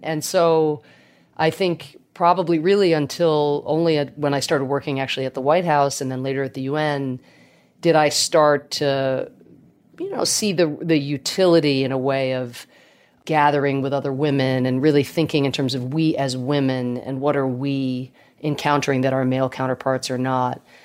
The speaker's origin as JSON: {"language": "English", "region": "Georgia", "country": "United States", "tie": "born or raised there", "also_born_or_lived": "Ireland", "accent": "Irish"}